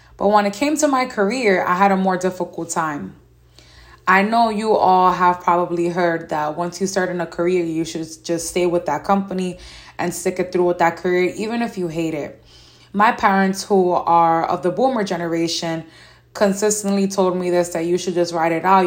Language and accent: English; New York City, New York, United States; As a young lady growing up in New York City and still living here